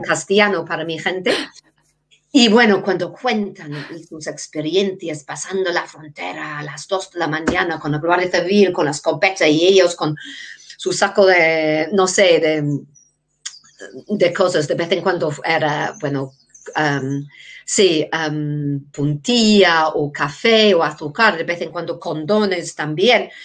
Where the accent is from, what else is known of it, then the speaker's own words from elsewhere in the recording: England, United Kingdom; first language English; Spanish is a second language; moved away as an adult; also born or lived in Denmark; now in Navarre, Spain; soy inglesa, vivía muchos años en Dinamarca